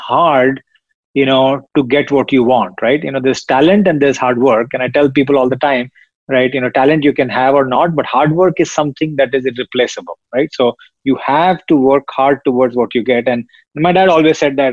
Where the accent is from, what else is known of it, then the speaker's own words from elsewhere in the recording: India; moved away as an adult; now in United States; I grew up in India. I spent the first 20 years of my life there.